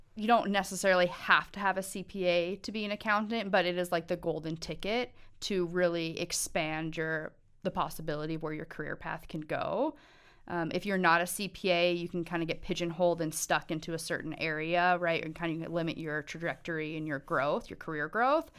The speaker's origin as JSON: {"language": "English", "region": "Montana", "country": "United States", "tie": "born or raised there", "said": "I was born and raised in Montana"}